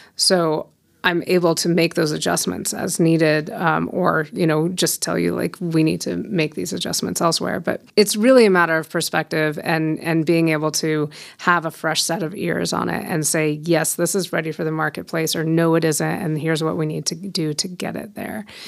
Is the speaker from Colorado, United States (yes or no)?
yes; Fort Collins, Colorado, United States; also born or lived in Denver, Colorado / Boulder, Colorado; born and raised in Fort Collins